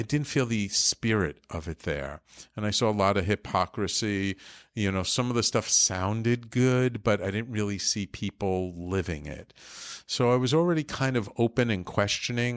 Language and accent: English; New York City, New York, United States; growing up in the Bronx, I ended up going to the Bronx High School of Science